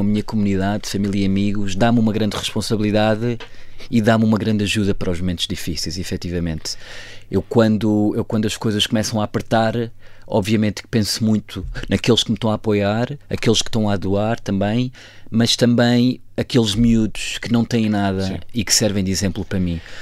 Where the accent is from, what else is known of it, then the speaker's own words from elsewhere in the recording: Almeida, Centro, Portugal; also born or lived in Tehran / Lisbon / Kathmandu; nós somos da zona da Almeida